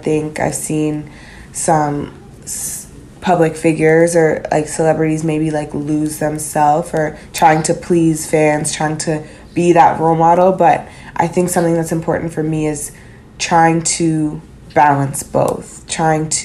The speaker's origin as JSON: {"language": "English", "country": "Canada", "tie": "born or raised there", "also_born_or_lived": "Florida", "moved": "as an adult", "lives_now": "United States", "said": "growing up in Canada, being in the States"}